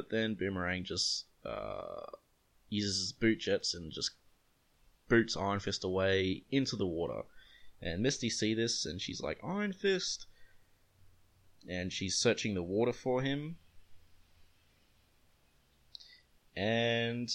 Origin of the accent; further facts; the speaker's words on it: Australia; As an Australian